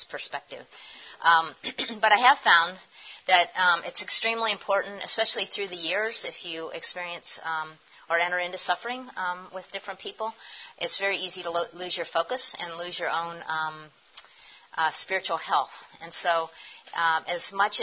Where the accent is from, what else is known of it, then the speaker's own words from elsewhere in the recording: Erie, Pennsylvania, United States; moved away; also born or lived in Philadelphia; when I was a kid when I did have my growing up in Erie